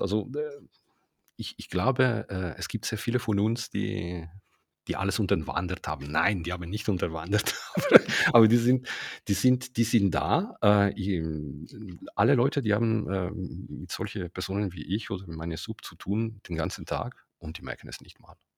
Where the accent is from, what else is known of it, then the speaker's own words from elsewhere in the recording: Ticino, Switzerland; ich bin Tessiner